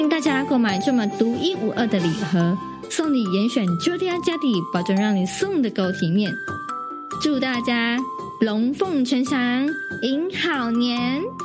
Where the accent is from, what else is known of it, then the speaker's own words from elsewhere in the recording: Indonesia; 我是来自印尼，然后我是从事柚木家具业，然后已经三十几年了这样子